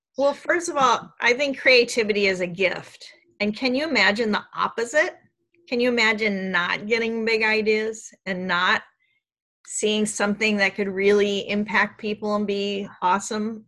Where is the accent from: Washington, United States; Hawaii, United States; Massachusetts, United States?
Washington, United States; Seattle; I grew up in Seattle